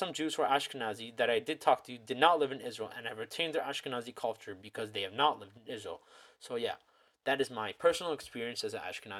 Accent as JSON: {"language": "English", "town": "Toronto", "region": "Ontario", "country": "Canada", "tie": "born or raised there", "said": "I was born in Toronto, Ontario, Canada"}